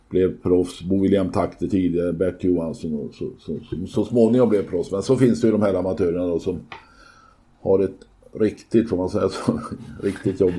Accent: Skara, Västra Götaland, Sweden; now in Skövde, Sweden; Jag är från Skara, då kan man aldrig bli Skövdebo.

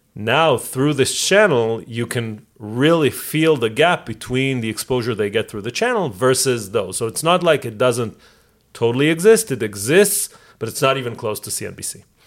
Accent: Israel; moved away; I know Hebrew because I grew up in Israel. I know English because I live here

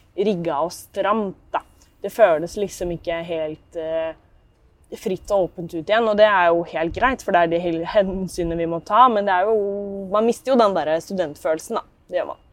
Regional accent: Tomter, Østfold, Norway; der jeg er fra, som da blir tomter

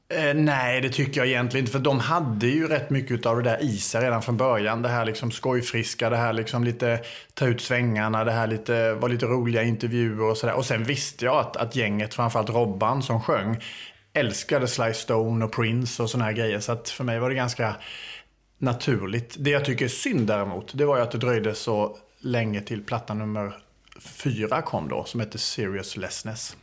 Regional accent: Älmhult, Kronoberg County, Sweden; born or raised there; accent: Småland (half-Småland mixed with Scanian); moved away as an adult; also born or lived in Åstorp, Skåne, Sweden

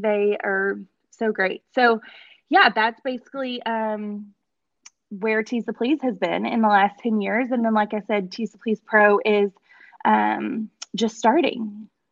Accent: Paris, Texas, United States; moved away as an adult; I'm actually from Paris, Texas, which is about an hour and a half northeast of um Dallas

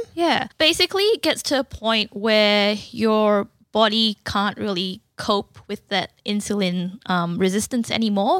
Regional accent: Malaysia; moved away as an adult; also born or lived in Newcastle, Australia / Portland, Victoria, Australia; now in Canberra, Australia; I was born in Malaysia and I moved to Australia in two thousand seven

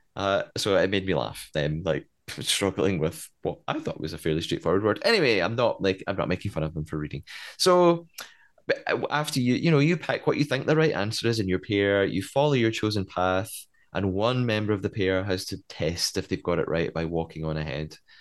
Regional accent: Scotland, United Kingdom; I'm Scottish

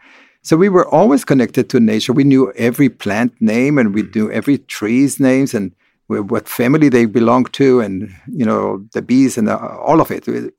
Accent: Beit Alpha, Northern District, Israel; I grew up in Kibbutz Beit Alpha, which is the first kibbutz of the Hashomer HaTzair, which is the most communist socialist kibbutz that had no religious connotation at all

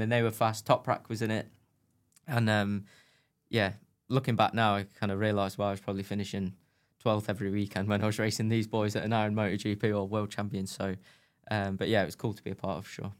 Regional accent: United Kingdom; I was British

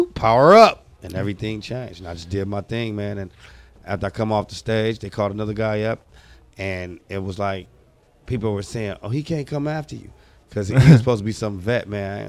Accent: Oakland, California, United States; I'm from Oakland, California

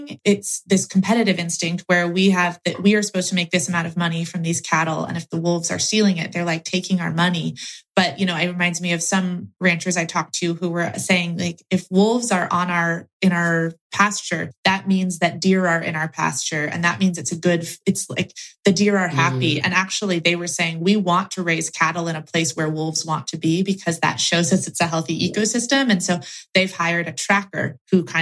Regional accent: Oregon, United States; my home state of Oregon

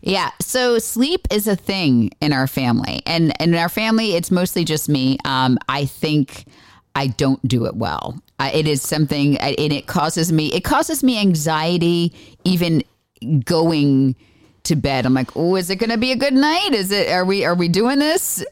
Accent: Florida, United States; I grew up in Florida

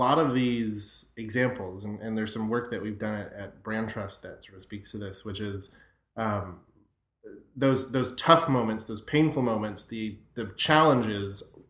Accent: Florida, United States; You're starting to remind me, like, my high school experiences where I grew up in South Florida, and it was like, we're all going to the Everglades to drink

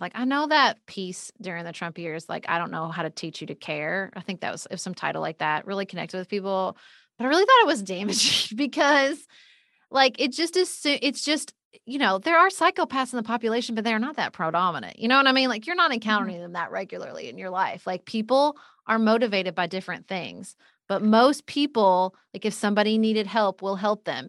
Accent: Paducah, Kentucky, United States; moved away as an adult; also born or lived in Washington, D.C.; when I moved home to my, my hometown of Paducah, Kentucky

